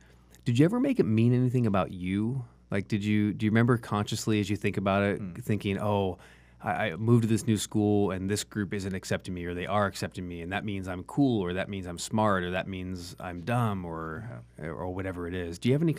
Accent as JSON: {"language": "English", "town": "Santa Ana", "region": "California", "country": "United States", "tie": "born there", "said": "and then I was born in Santa Ana in California, right? And when I was a baby, they moved from Santa Ana."}